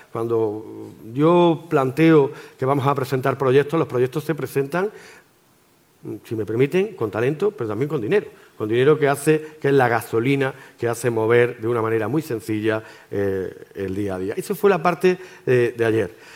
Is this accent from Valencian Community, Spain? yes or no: no; Granada, Andalusia, Spain; no solamente hablo como granadino, sino también tengo la obligación de hablar como andaluz